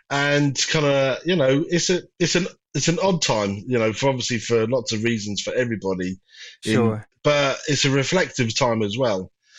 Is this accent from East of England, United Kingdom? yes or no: yes; Norwich, East of England, United Kingdom; moved away as an adult; now in Liverpool, United Kingdom; Originally, no, I'm from Norwich in Norfolk. But I moved to Liverpool in 1994.